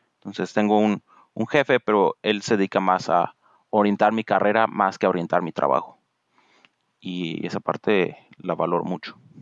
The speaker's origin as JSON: {"language": "Spanish", "town": "Morelia", "region": "Michoacán", "country": "Mexico", "tie": "born or raised there", "moved": "as an adult", "lives_now": "Redmond, United States", "said": "en el TEC de Monterrey, Campus Morelia, donde crecí, toda mi vida crecí en Morelia"}